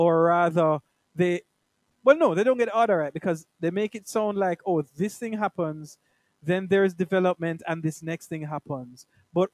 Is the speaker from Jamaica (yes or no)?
yes; Jamaica; I'm like a Jamaican man down here.